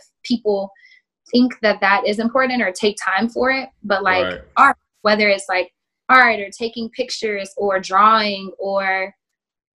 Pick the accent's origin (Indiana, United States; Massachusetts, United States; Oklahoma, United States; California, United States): Oklahoma, United States; growing up in Oklahoma, because I'm from there also, being in the Bible Belt